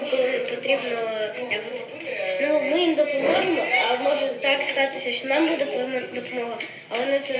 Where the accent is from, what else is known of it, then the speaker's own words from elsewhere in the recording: Kyiv, Ukraine; я з Києву. Я живу на провулку приладному. Мені 9 років.